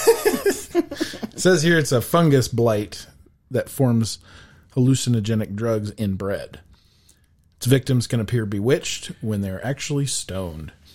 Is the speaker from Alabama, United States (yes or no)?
no; Laramie, Wyoming, United States; also born or lived in Chadron, Nebraska / Casper, Wyoming; I was born in Laramie, Wyoming, so I've been pretty much in Wyoming my whole life, um, other than just a small stint in Shatter, Nebraska